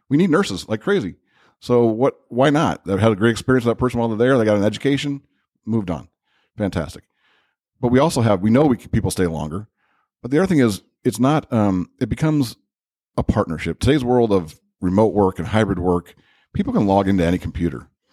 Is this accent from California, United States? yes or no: no; Crown Point, Indiana, United States; I grew up in Crown Point.